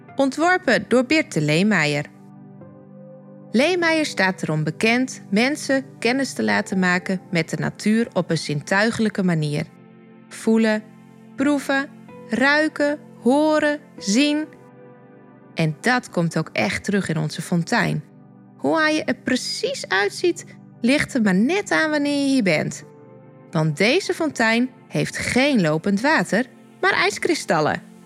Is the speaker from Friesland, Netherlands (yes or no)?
yes; Dokkum, Friesland, Netherlands; Ik ben geboren op een van de bolwerken van Dokkum en woon nu met mijn man en drie tieners ook op de bolwerken